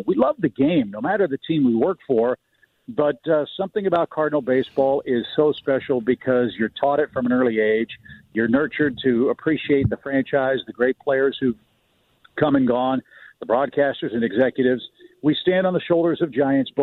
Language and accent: English; St. Louis, Missouri, United States; moved away as an adult; also born or lived in Orlando / Seattle / Chicago / Atlanta; as a kid growing up in West County in St. Louis